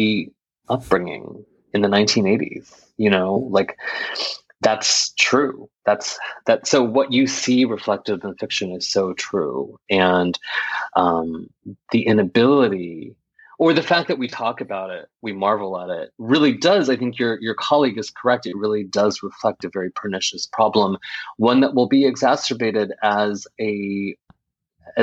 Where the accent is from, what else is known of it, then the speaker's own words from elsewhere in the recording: United States; my parents came to this country in 1972, and I'm one of four children. We were all born in this country.